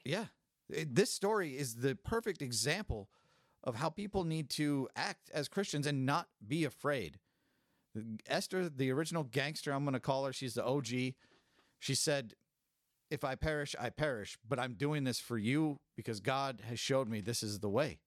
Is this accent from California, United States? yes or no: yes; California, United States; I'm from California. I grew up in a Hispanic community